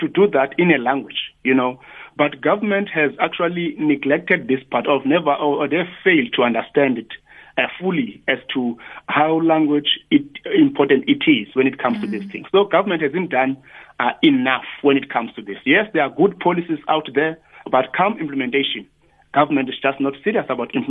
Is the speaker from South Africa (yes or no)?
yes; Tsolo, Eastern Cape, South Africa; in my village, I'm coming from Tsolo